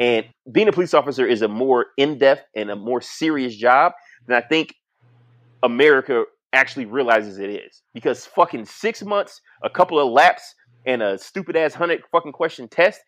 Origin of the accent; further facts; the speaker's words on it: Detroit, Michigan, United States; when I grew up in Detroit, like, yeah, motherfucker, I was from the hood